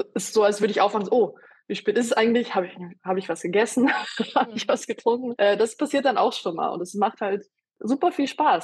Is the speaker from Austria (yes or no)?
yes; Austria; moved away; ich bin in Österreich geboren und aufgewachsen